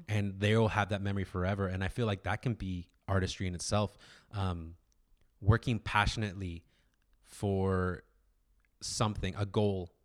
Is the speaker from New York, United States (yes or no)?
no; Orange County, California, United States; I was kid from Orange County